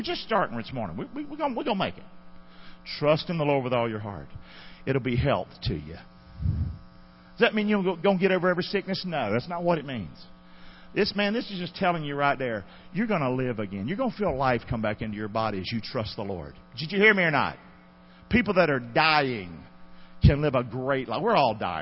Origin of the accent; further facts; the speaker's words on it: Rockingham, North Carolina, United States; I had nothing growing up in Rockingham